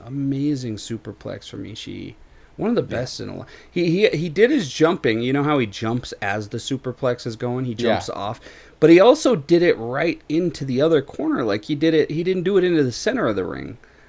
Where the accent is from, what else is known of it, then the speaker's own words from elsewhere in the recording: Colorado, United States; I'm from Colorado